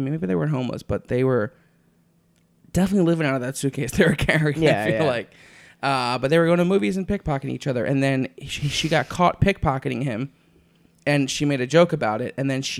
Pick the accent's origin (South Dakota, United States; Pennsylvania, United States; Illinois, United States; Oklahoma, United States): Pennsylvania, United States; Philadelphia; accent: East Coast; now in Los Angeles, United States; I'm from Philly.